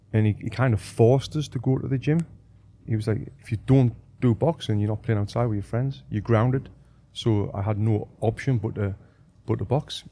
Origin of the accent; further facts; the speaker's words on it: Sunderland, North East England, United Kingdom; moved away as an adult; also born or lived in Manchester / Sheffield; I'm from Sunderland in the northeast of England.